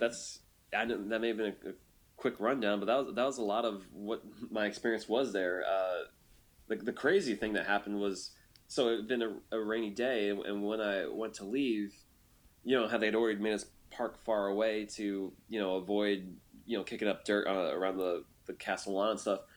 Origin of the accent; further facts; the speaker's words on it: United States; I'm American